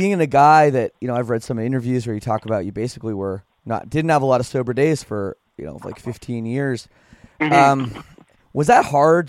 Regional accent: Oakville, Ontario, Canada; also born or lived in Scarborough, Ontario; growing up in Oakville

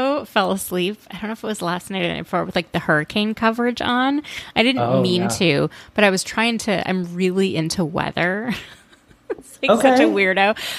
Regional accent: Minneapolis, Minnesota, United States; where I grew up in Minneapolis

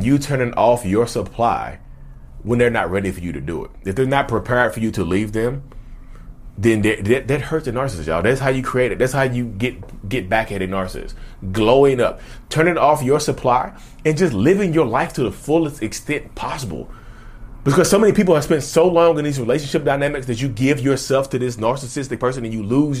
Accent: Reidsville, North Carolina, United States; I'm from North Carolina. Reedsville, North Carolina

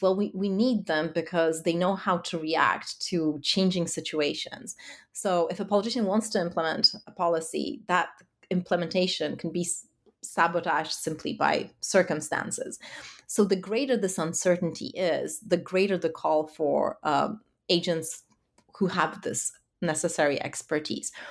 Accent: Warsaw, Masovian Voivodeship, Poland; growing up in Warsaw of the nineties.

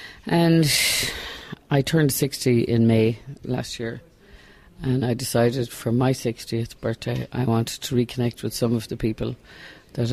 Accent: Galway, Connacht, Ireland; as a young teenager growing up in Galway

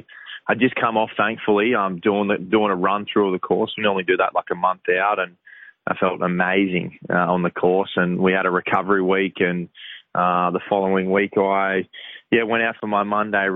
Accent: New South Wales South Coast, Australia; now in Gold Coast, Australia; I grew up on the New South Wales South Coast

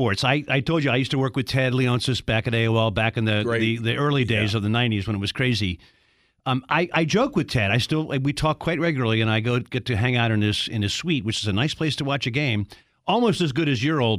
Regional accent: Baltimore, Maryland, United States; I'm from Baltimore.

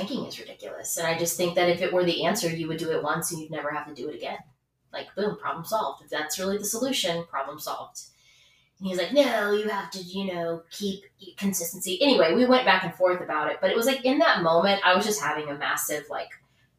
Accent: the South, United States; I'm from the South

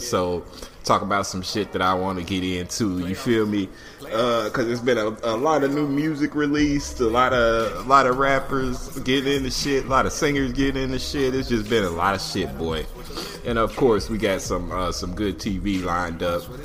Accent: Indiana, United States; now in Atlanta, United States; Not from here, but I do live here. I'm from Indiana

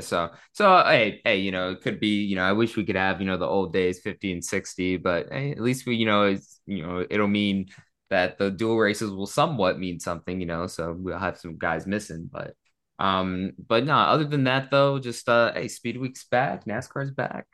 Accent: Las Vegas, Nevada, United States; growing up in Vegas, it was always so, like, stigmatized

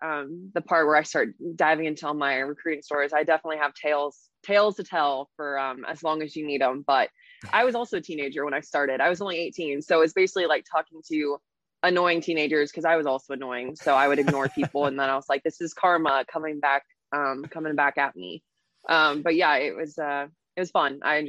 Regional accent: Tampa, Florida, United States; moved away as an adult; also born or lived in Auburn, Alabama / Atlanta; I guess I grew up in Tampa. My family is from Philly. So I definitely have some northern roots in me, but they moved to Tampa right before I was born. So they've been there 27 years.

